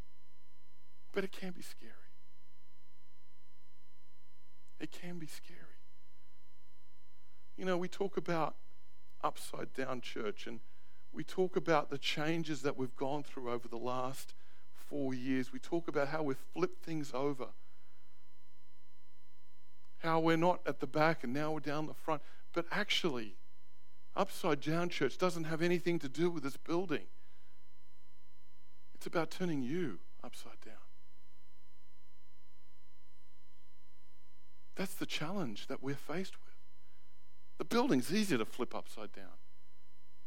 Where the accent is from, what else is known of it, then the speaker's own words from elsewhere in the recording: Australia; moved away as an adult; now in New Zealand; as an Aussie, the residency doesn't work because I've come in here after a certain time.